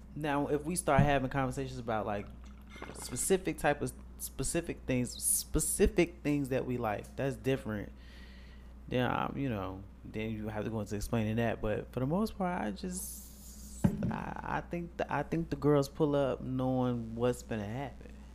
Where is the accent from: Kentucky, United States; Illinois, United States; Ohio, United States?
Illinois, United States; Chicago; we are from Chicago.